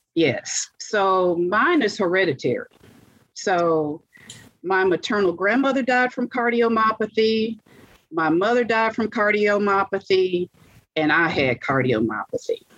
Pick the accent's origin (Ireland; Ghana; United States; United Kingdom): United States; Monroe, Louisiana; moved away as an adult; now in Dallas, United States; So back then we ate from the ground because I'm from Monroe, Louisiana.